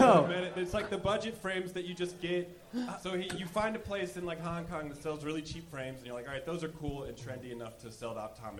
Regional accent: Los Angeles, California, United States

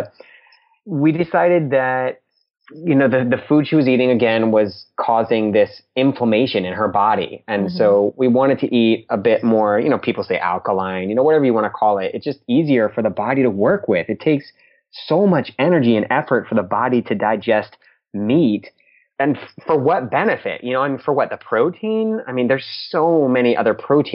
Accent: Orlando, Florida, United States; We're from Orlando, Florida

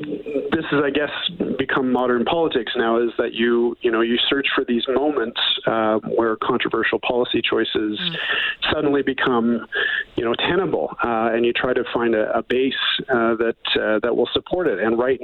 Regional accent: Calgary, Alberta, Canada; now in Edmonton, Canada; I grew up in Calgary. I went to the Saddledome many times in my childhood.

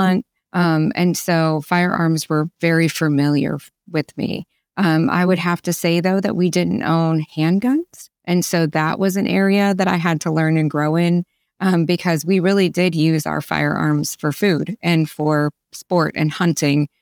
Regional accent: Ohio, United States; now in Arkansas, United States; I grew up in Ohio

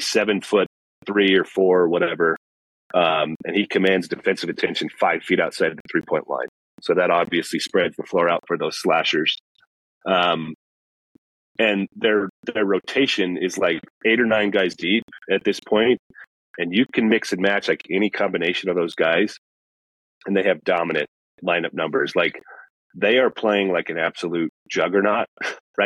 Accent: Wyoming, United States; also born or lived in Cheyenne, Wyoming; I'm born and raised in Wyoming, went to law school here

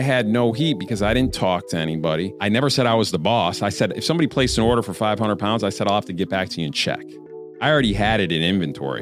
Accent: Queensbury, New York, United States; I'm from upstate New York

